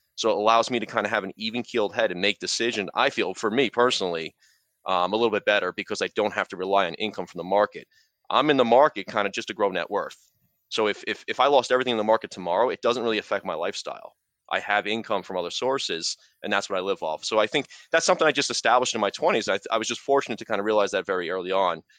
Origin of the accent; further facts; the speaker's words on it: New York, United States; now in New Jersey, United States; I'm from, I grew up in New York, I live in New Jersey